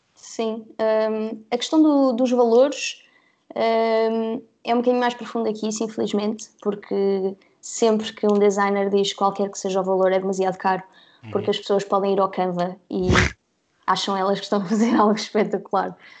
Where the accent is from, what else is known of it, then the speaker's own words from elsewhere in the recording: Guarda, Centro, Portugal; moved away as an adult; also born or lived in Covilhã; now in Lisbon, Portugal; eu nasci na Covilhã, mas sempre morei na Guarda, ok? Uh, e depois, aos 18, vim para Lisboa estudar, onde moro ainda hoje.